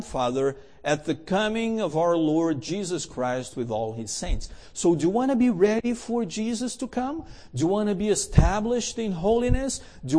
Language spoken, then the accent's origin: English; Canada; first of all, I'm Canadian, and Canadians are polite